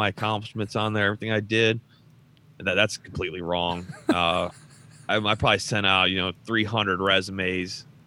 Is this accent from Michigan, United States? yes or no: yes; Detroit, Michigan, United States; moved away as an adult; also born or lived in Alaska; I grew up in Detroit, Michigan